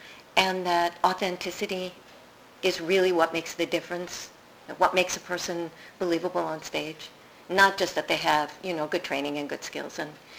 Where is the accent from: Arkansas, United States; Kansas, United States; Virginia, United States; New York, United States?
New York, United States; New York City; I'm a Queens girl.